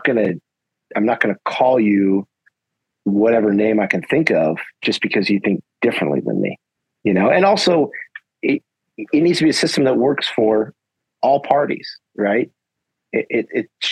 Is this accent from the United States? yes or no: yes; United States; I'm an American.